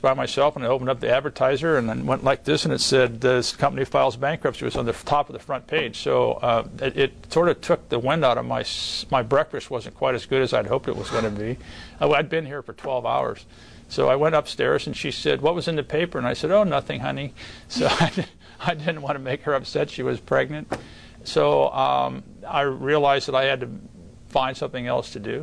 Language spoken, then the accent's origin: English; Ohio, United States; moved away; my dad was a real estate developer and a contractor in the Midwest where I grew up in Ohio